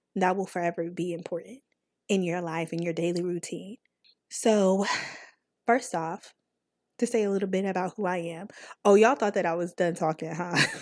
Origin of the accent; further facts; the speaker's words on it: North Carolina, United States; accent: country; I'm from North Carolina